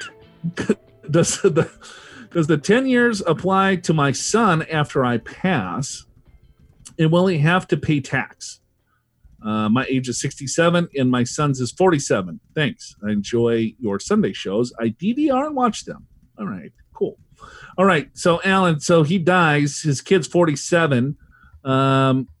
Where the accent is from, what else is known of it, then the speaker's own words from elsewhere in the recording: Minnesota, United States; moved away; I'm from Minnesota originally